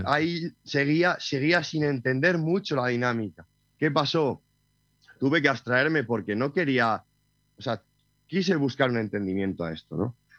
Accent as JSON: {"language": "Spanish", "region": "Castile and León", "country": "Spain", "tie": "born or raised there", "moved": "yes", "lives_now": "Sierra de Madrid, Spain", "said": "mi pueblo, tengo pueblo eh, en Ávila, y bueno, pues de alguna manera me crié en la, naturaleza"}